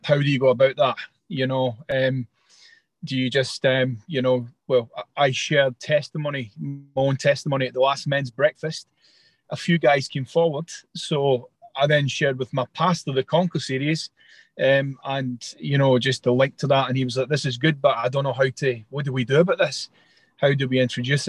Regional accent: Scotland, United Kingdom; I'm Scottish

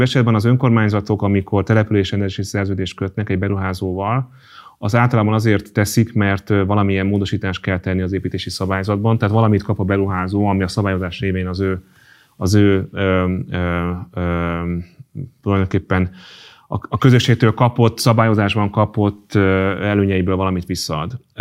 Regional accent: Hungary; magyar vagyok

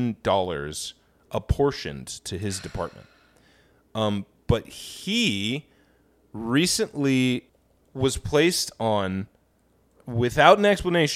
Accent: Midwest, United States; By the way, being a Midwesterner, I can tell you for a fact that like the like niceness thing, it's hiding a like deep well of anger and hatred.

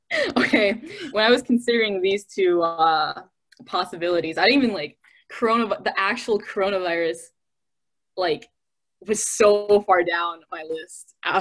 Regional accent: Detroit, Michigan, United States; We are from Michigan. I am from

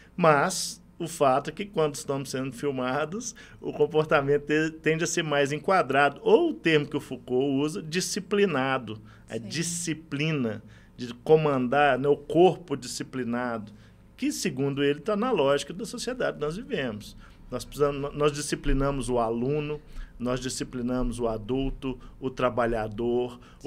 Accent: Itaúna, Minas Gerais, Brazil; Eu sou do interior de Minas, sou de Itaúna

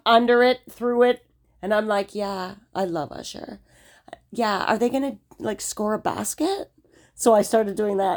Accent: United States; I'm American.

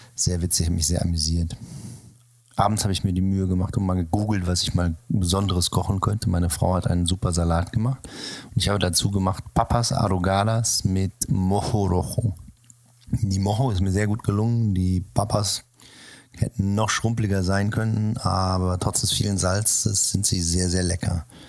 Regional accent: Sauerland, North Rhine-Westphalia, Germany; moved away; in meiner Jugend im Sauerland oder in meiner Kindheit

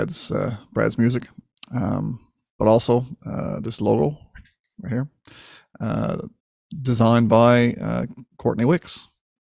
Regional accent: Winterton, Newfoundland and Labrador, Canada; my hometown of Winterton, Newfoundland

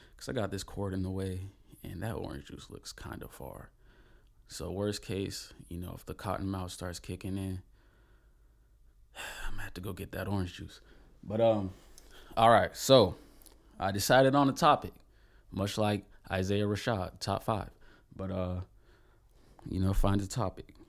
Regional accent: Palm Bay, Florida, United States; I'm from Palm Bay, Florida

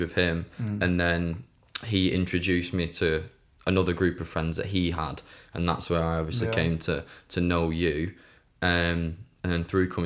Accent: Bolton, North West England, United Kingdom; also born or lived in Atherton; now in Wigan, United Kingdom; born and bred in Bolton

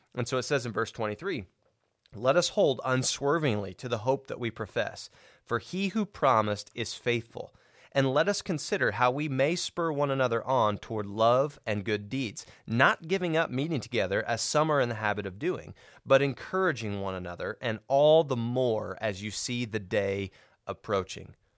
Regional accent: Cisne, Illinois, United States; also born or lived in Tennessee; we moved to Cisne, Illinois, small town

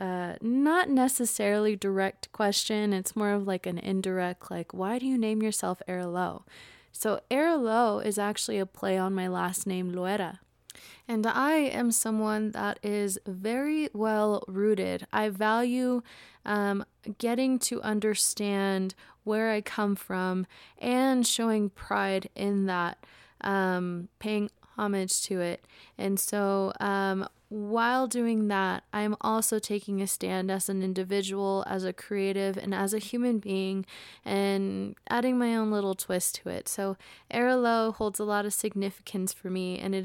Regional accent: United States; I was born and raised in the United States into a family of immigrants.

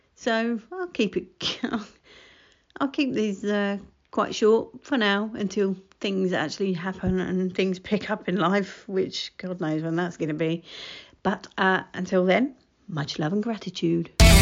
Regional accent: United Kingdom; accent: estuary; my estuary accent

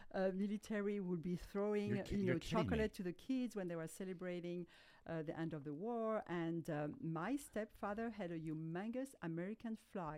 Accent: Alsace, Grand Est, France; accent: French; English is a second language; moved away as an adult; now in United States; I grew up in an area of France called Alsace.

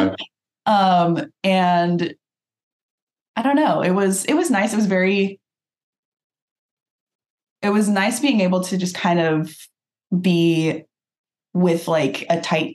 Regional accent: Nikiski, Alaska, United States; moved away; also born or lived in San Diego, California / Kenai, Alaska; I lived in primarily Kenai and then Nikiski. I grew up mostly in Nikiski

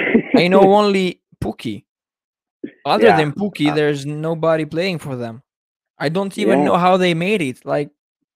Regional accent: Albania; now in Italy; Yeah, but I'm not Italian. I'm actually from Albania. So I live in Italy since 2012, but I've lived in Albania since I was born.

